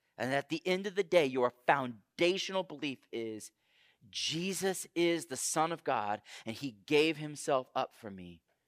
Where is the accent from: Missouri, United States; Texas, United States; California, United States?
Texas, United States; Houston; moved away; I grew up in Houston, Texas